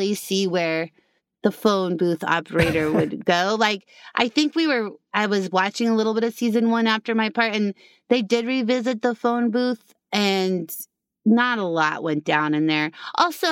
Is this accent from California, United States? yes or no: no; Colorado, United States; I grew up in Colorado